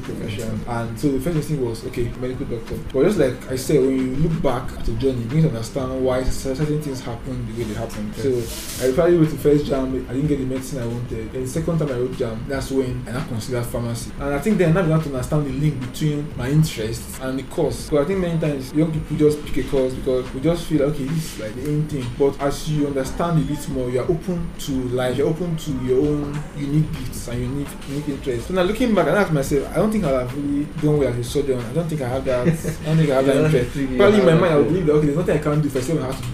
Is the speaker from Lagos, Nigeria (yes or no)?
no; Abuja, Federal Capital Territory, Nigeria; also born or lived in Kwara State / Kogi State / Port Harcourt; I was born in Kwara State and lived the first 4 or 5 years of my life in Kwara State. And since then, I've been in Abuja. And that's where I did my primary school, secondary school as well.